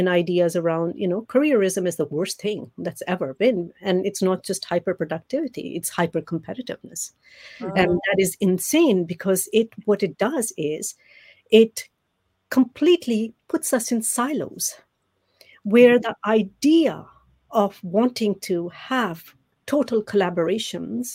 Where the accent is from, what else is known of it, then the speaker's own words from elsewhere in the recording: Amritsar, Punjab, India; I grew up in Amritsar, right at the border of India